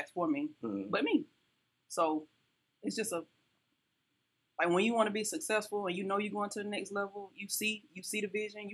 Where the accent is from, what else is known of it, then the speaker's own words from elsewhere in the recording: Union, South Carolina, United States; now in Columbia, United States; Life growing up in Union was easy